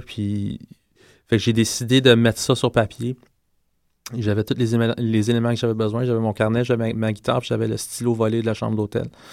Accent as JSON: {"language": "French", "region": "Quebec", "country": "Canada", "first_language": "English", "second_language": "French", "said": "je suis québécois, donc mhm. parler français pour moi, c'est très important"}